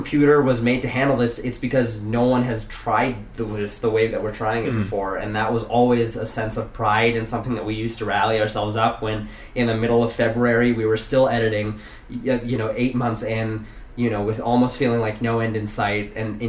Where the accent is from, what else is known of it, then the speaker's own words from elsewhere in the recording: Silicon Valley, California, United States; I grew up in Silicon Valley.